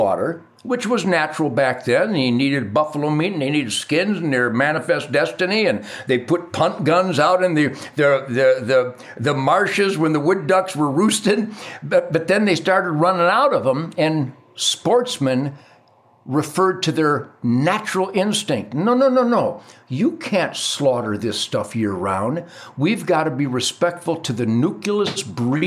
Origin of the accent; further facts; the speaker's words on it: Detroit, Michigan, United States; I was taught chores in being an asset to my family growing up in Detroit.